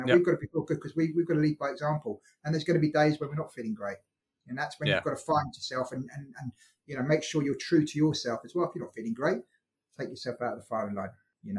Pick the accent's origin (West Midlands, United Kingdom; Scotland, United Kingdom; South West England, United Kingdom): Scotland, United Kingdom; But I'm Scottish. I consider myself to be a Scotsman without an accent. I'm Scottish.